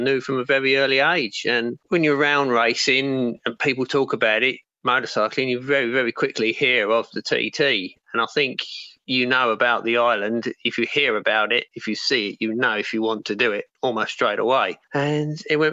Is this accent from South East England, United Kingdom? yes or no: yes; Kent, South East England, United Kingdom; I'm from Kent, living in Herne Bay in Kent.